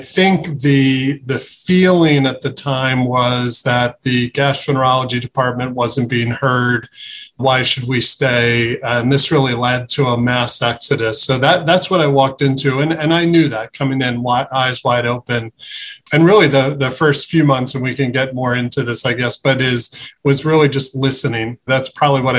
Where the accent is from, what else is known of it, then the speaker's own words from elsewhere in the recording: Philadelphia, Pennsylvania, United States; moved away as an adult; also born or lived in Boston / Pittsburgh; now in Cleveland, United States; I grew up in Philadelphia